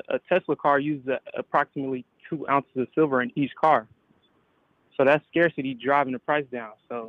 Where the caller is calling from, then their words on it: Atlanta, Georgia, United States; I'm calling from Atlanta, Georgia.